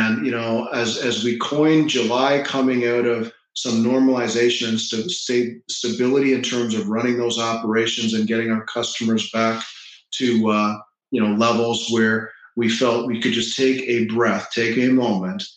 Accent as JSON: {"language": "English", "town": "Toronto", "region": "Ontario", "country": "Canada", "tie": "born or raised there", "moved": "yes", "lives_now": "Florida, United States", "said": "I grew up in Toronto. Mm-hmm. And now I live in Florida"}